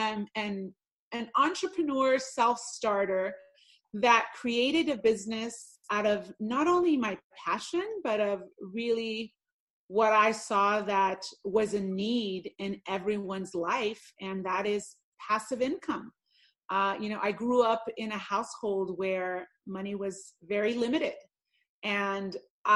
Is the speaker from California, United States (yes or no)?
yes; Los Angeles, California, United States; moved away as an adult; also born or lived in Puerto Rico / Mexico; now in Las Vegas, United States; I'm an Angeleno by heart, born and raised in Los Angeles, California